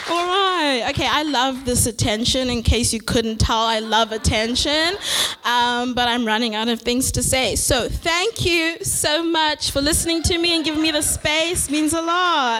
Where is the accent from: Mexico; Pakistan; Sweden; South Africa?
South Africa; now in Vancouver, Canada; I'm from South Africa